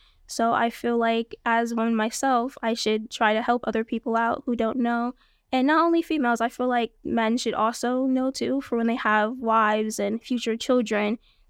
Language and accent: English; Bronx, New York, United States; also born or lived in Kingston; I was born and raised in the Bronx, New York, with my two parents and my three other siblings. When I was about the age of 9, we moved up to Kingston, New York.